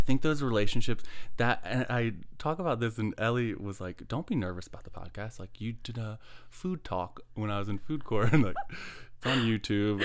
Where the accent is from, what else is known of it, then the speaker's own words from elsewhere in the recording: Midlothian, Virginia, United States; Midlothian, Virginia. Yeah, grew up, like, you know, cul-de-sac